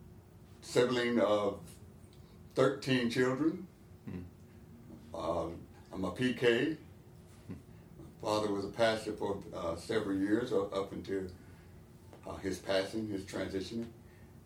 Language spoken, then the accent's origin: English; Arkansas, United States; moved away as an adult; now in North Carolina, United States; I'm originally from Arkansas